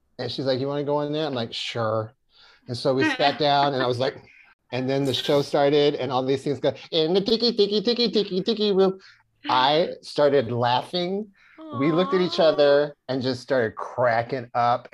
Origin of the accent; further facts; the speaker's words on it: Austin, Texas, United States; moved away as an adult; now in Los Angeles, United States; I was from Austin